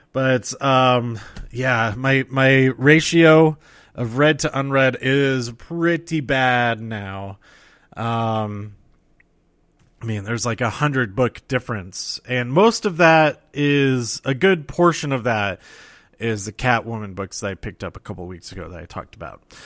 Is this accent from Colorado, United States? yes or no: yes; Colorado, United States; my home state